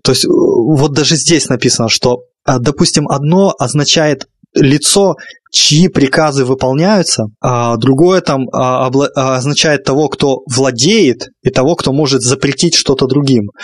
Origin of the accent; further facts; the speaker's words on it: Russia; страна, в которой я родился, в которой я 25 лет уже живу